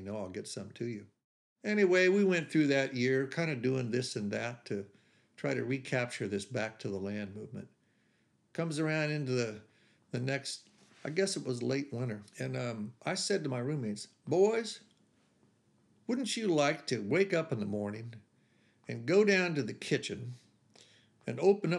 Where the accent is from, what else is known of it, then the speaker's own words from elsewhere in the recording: Beech Grove, Indiana, United States; driving up to my mother's house in Beech Grove, where I grew up outside of Indianapolis